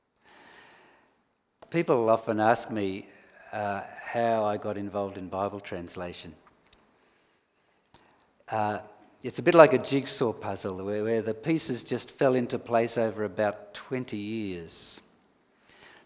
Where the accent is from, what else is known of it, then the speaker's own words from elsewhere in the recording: Sydney, New South Wales, Australia; moved away as an adult; also born or lived in Alice Springs / Canberra; I grew up in Middle Cove and I was a member of St. John's over there at East Willoughby